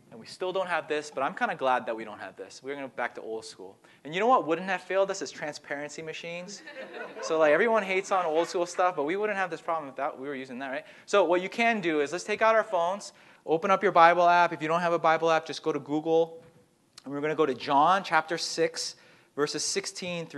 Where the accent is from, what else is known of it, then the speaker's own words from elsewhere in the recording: Massachusetts, United States; I grew up here in Massachusetts